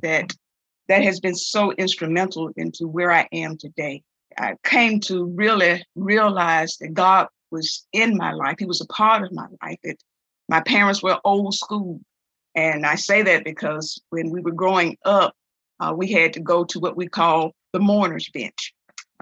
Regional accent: Bessemer, Alabama, United States; born and raised in Bessemer, Alabama.

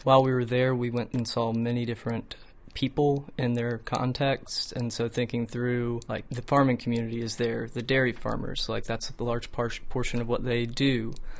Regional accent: Homewood, Alabama, United States; I was born and raised here in Homewood, uh, Alabama

